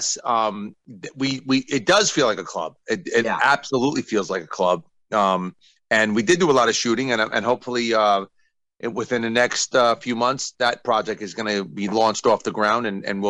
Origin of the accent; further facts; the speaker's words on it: New York, United States; I'm from New York